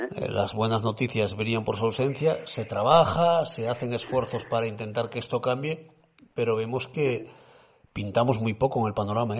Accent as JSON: {"language": "Spanish", "town": "Cudillero", "region": "Asturias", "country": "Spain", "tie": "born or raised there", "said": "cuando era chaval que en mi pueblo, en Cudillero"}